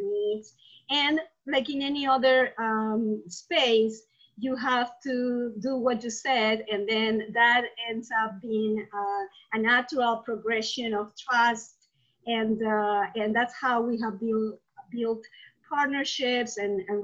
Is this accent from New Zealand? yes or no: no; Peru; moved away as an adult; now in United States; I'm originally from Peru. I moved to the US not too long ago, 13 years ago